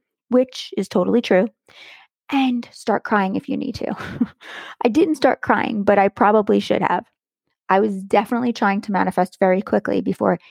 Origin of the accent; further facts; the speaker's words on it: Long Island, New York, United States; Being that I grew up on Long Island